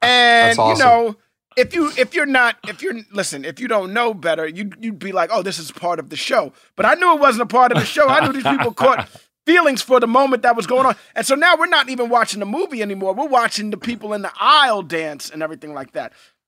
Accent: New York City, New York, United States; You know, I grew up in New York City. My parents belonged to a theater in Harlem.

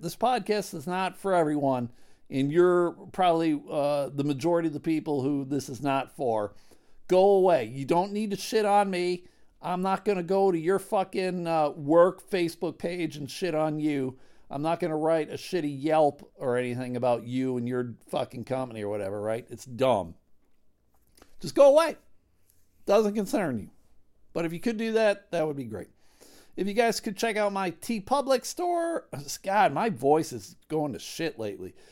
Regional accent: West Michigan, United States; we're from West Michigan

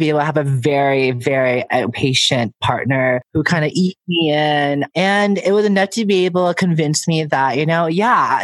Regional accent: San Francisco, California, United States; I'm born and raised in San Francisco

